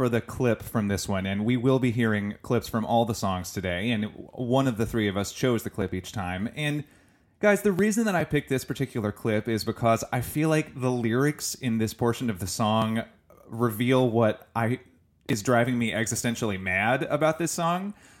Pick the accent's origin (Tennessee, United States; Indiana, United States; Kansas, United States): Tennessee, United States; Chattanooga; and then I'm from Chattanooga.